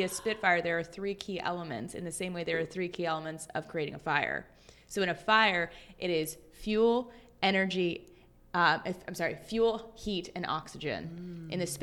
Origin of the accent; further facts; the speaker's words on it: New Jersey, United States; I'm from New Jersey